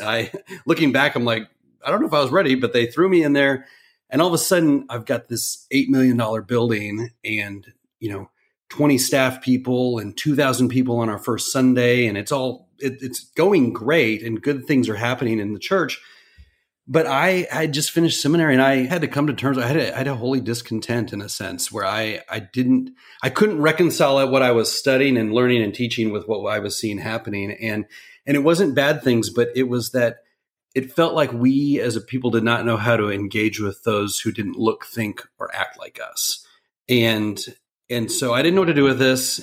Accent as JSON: {"language": "English", "town": "Dallas", "region": "Texas", "country": "United States", "tie": "born or raised there", "said": "growing up in Dallas"}